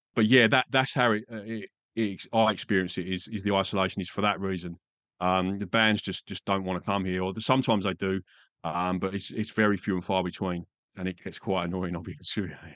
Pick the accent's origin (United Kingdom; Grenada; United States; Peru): United Kingdom; England; moved away as an adult; also born or lived in Grays; now in Perth, Australia; I'm from England